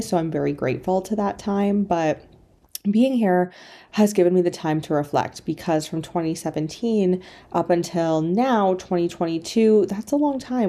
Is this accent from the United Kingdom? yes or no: no; Canada; moved away as an adult; also born or lived in China; So I grew up in Canada in a very small town.